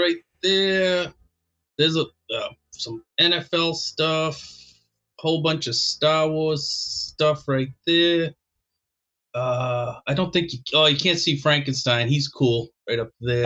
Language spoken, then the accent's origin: English; Boston, Massachusetts, United States; I grew up in Boston